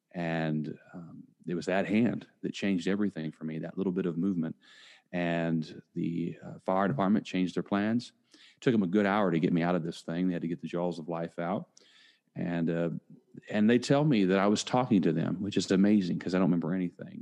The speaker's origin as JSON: {"language": "English", "region": "Indiana", "country": "United States", "tie": "born or raised there", "moved": "yes", "lives_now": "Tampa, United States", "said": "am originally from Indiana. I now live in Tampa, Florida. And growing up uh, in a small town"}